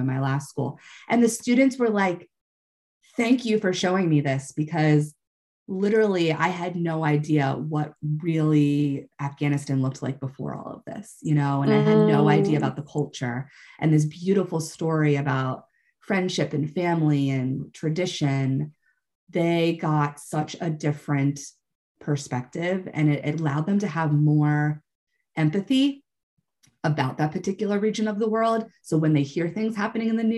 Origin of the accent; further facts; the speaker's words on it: United States; I'm coming from the American perspective